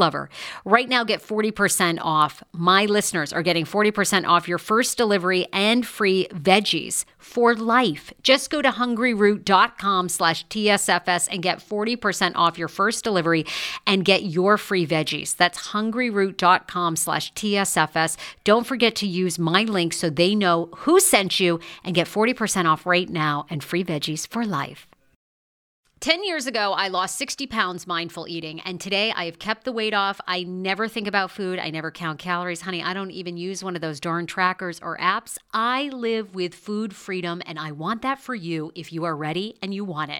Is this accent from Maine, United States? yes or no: yes; Maine, United States; moved away; growing up in Maine